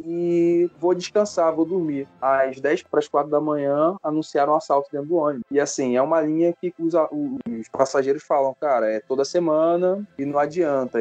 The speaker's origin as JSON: {"language": "Portuguese", "region": "Rio de Janeiro", "country": "Brazil", "also_born_or_lived": "Itaguaí", "said": "sou do Rio"}